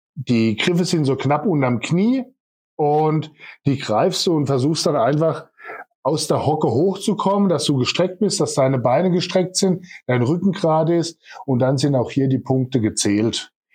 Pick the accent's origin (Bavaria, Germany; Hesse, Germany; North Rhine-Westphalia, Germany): Bavaria, Germany; Kleinheubach; now in Walldürn, Germany; Mein Elternhaus ist in Kleinholbach, also ich bin ursprünglich aus Kleinheubach